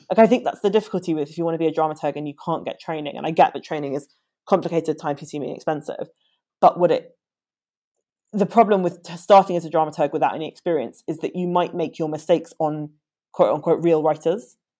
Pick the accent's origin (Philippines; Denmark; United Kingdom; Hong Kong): United Kingdom; London; I am uh, born and bred Londoner.